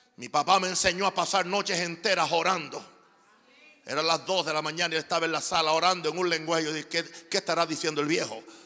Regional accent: Naguabo, Puerto Rico; moved away; also born or lived in Panama; un pueblo en el este de Puerto Rico donde, donde yo nací

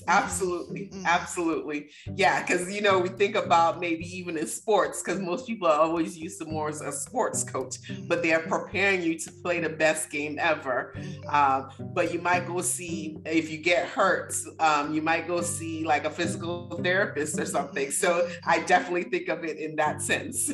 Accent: Nigeria; growing up in Nigeria, it's almost like we don't want to talk about anything bad

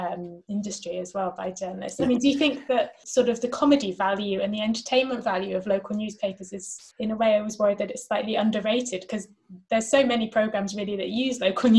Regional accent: Somerset, South West England, United Kingdom; moved away; I'm from Somerset

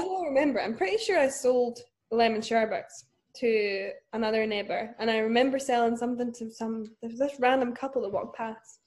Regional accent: Dunfermline, Scotland, United Kingdom; now in Glasgow, United Kingdom; I am from Scotland. I'm from Dunfermline originally, but I currently live in Glasgow

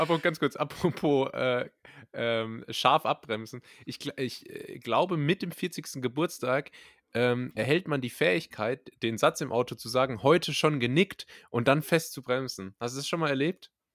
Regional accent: Berlin, Germany; Als echte Berliner

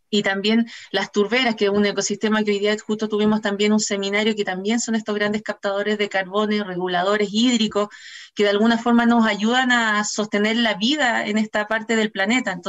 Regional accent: Magallanes and Chilean Antarctica, Chile; tenemos una responsabilidad como magallánicos y como chilenos de poder proteger nuestros ecosistemas

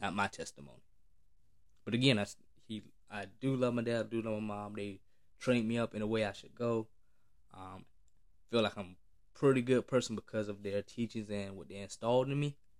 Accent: the South, United States; especially black, growing up in the South

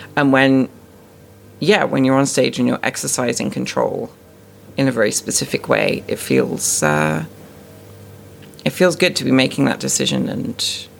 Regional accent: South West England, United Kingdom; now in Canada; I'm born and raised in the UK. I grew up in Dorset, where the accent is much more of like a sort of West Country farmer-type accent.

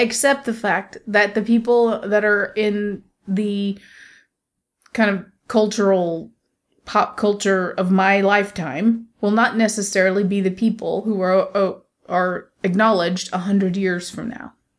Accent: United States; my heritage as an American

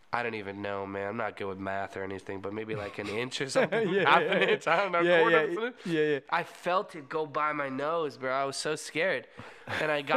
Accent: Orlando, Florida, United States; also born or lived in Cocoa Beach, Florida / Merritt Island, Florida; I grew up in Orlando, Florida, and like Cocoa Beach, Merritt Island area

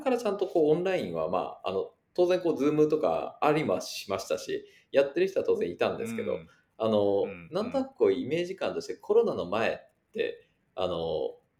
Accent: Yamaguchi, Japan; 山口の出身

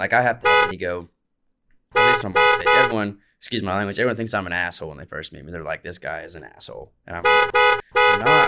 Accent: Muskogee, Oklahoma, United States; I played at Oklahoma Music Hall of Fame." Like, these are my hometown stuff

